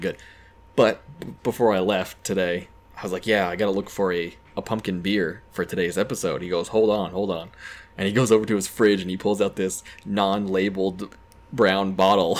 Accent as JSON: {"language": "English", "town": "Keene", "region": "New Hampshire", "country": "United States", "tie": "born or raised there", "said": "I grew up in Keene"}